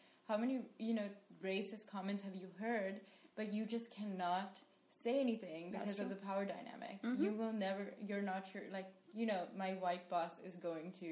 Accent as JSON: {"language": "English", "country": "Sri Lanka", "tie": "born or raised there", "moved": "yes", "lives_now": "United States", "said": "growing up in Sri Lanka"}